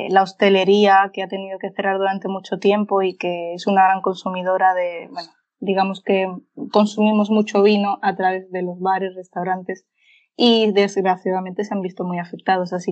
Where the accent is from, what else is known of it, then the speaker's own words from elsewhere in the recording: Seville, Andalusia, Spain; moved away as an adult; now in Málaga, Spain; yo soy de Sevilla, eh, soy estudiante de ciencia